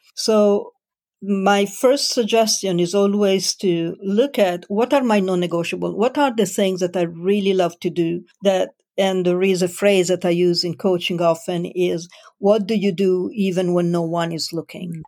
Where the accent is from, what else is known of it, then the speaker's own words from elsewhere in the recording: Italy; moved away as an adult; also born or lived in Milan / Switzerland / United Kingdom / France; I was born in Italy